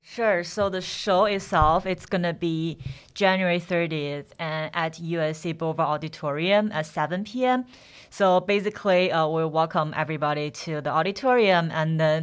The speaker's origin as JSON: {"language": "English", "region": "Henan", "country": "China", "moved": "yes", "said": "I'm from Henan"}